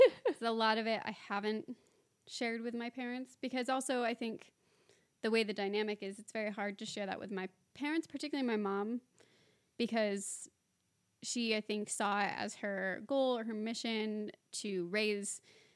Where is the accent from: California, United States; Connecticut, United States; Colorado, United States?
California, United States; San Diego; moved away